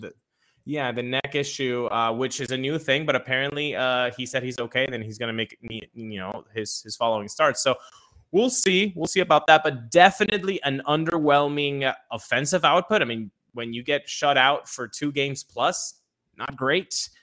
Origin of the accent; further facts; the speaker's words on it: Venezuela; moved away; I was born in Venezuela, grew up in Venezuela